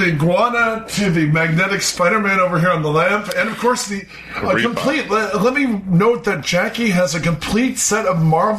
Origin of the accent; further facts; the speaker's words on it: Detroit, Michigan, United States; we're from the grand city of Detroit.